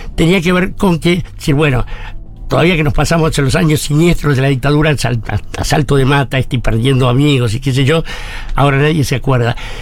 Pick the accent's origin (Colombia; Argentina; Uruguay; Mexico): Argentina; Buenos Aires; yo soy de Barracas